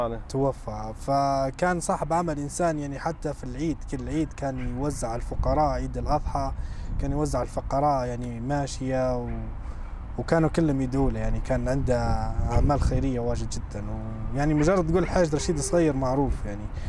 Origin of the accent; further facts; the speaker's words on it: Bayda, Jabal al Akhdar, Libya; moved away as an adult; now in Denver, United States; أنا من مدينة البيضاء في ليبيا